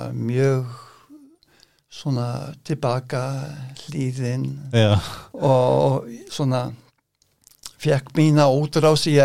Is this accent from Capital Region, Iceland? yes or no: yes; Reykjavík, Capital Region, Iceland; Já, ég er fættur í Reykjavík og uppalinn